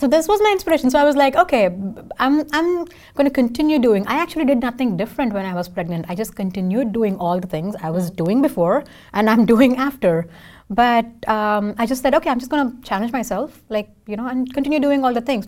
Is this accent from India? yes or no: yes; India; first language Tamil; English is a second language; now in Seattle, United States; I can sing in four languages because I'm from India